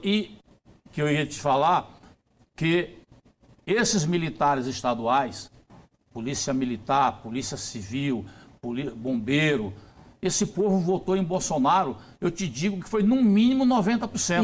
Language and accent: Portuguese; Brazil; eu como brasileiro